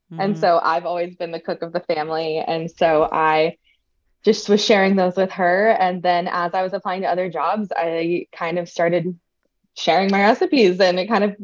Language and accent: English; New Jersey, United States; um, a lot of people, especially when I went to college, it was around like the Jersey Shore era. So people were like, why don't